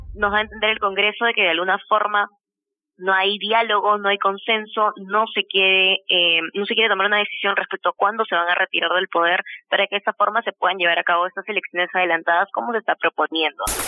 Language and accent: Spanish; Peru; como peruanos